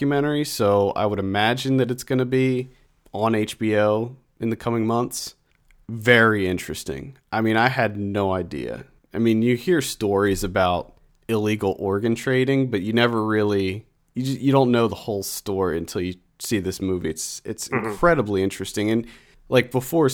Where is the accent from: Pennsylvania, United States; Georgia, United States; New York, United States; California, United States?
Pennsylvania, United States; York; my hometown of York, Pennsylvania